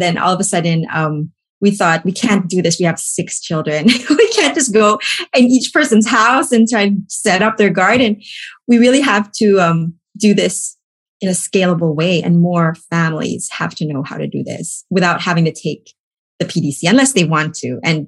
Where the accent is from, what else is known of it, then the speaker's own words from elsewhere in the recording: Philippines; now in Pennsylvania, United States; I came from the Philippines, and I always had this inclination towards things sustainable.